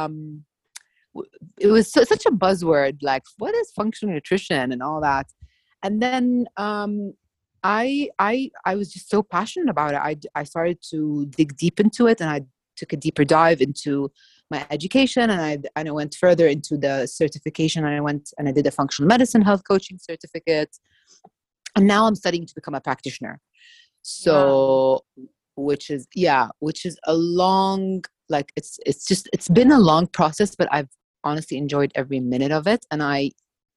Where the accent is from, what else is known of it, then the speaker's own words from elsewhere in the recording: Jordan; I'm from Jordan, born and raised